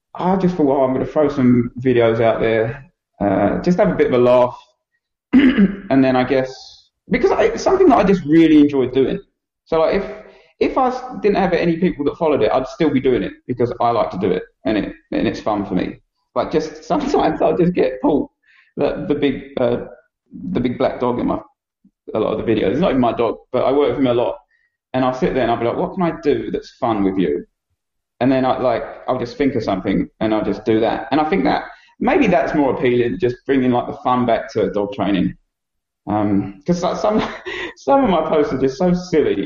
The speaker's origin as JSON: {"language": "English", "area": "Essex", "region": "East of England", "country": "United Kingdom", "moved": "yes", "lives_now": "Wellington, New Zealand", "said": "at the time I was young and I come from Essex"}